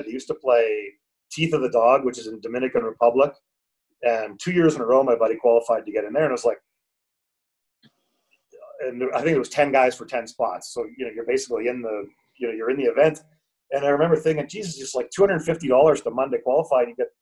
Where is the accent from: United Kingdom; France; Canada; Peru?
Canada; moved away as an adult; also born or lived in Calgary, Canada / Ecuador / Spain; now in Colombia; I moved away from Canada, I guess, 7.5 years ago